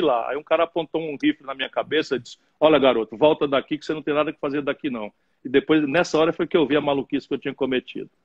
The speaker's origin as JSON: {"language": "Portuguese", "town": "Sobral", "region": "Ceará", "country": "Brazil", "tie": "born or raised there", "also_born_or_lived": "Pindamonhangaba, São Paulo / Adamantina, São Paulo", "said": "Meu pai era, era prefeito em Sobral"}